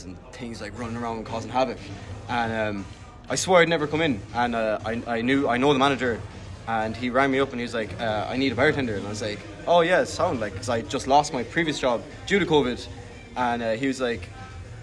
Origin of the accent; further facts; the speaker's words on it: Galway, Connacht, Ireland; I was born in Galway as well